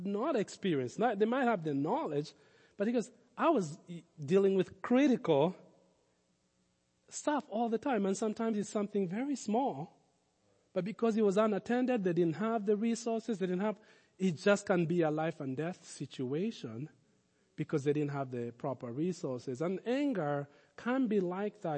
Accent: Kenya; Growing up in Africa, in Kenya

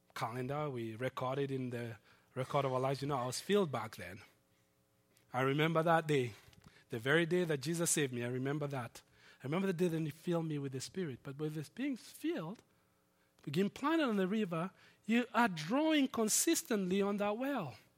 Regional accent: Nairobi, Kenya; moved away; my hometown, Nairobi

